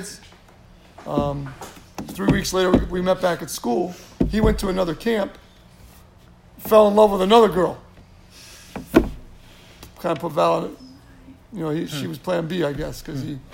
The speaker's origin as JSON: {"language": "English", "town": "Schroon Lake", "region": "New York", "country": "United States", "tie": "born or raised there", "moved": "yes", "lives_now": "Clarks Summit, United States", "said": "I grew up in Scroon Lake, New York, up by Lake Placid"}